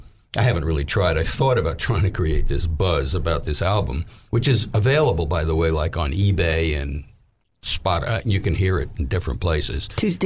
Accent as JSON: {"language": "English", "town": "Little Rock", "region": "Arkansas", "country": "United States", "lives_now": "New York, United States", "said": "because here I am from Little Rock, you know, and it was the recession."}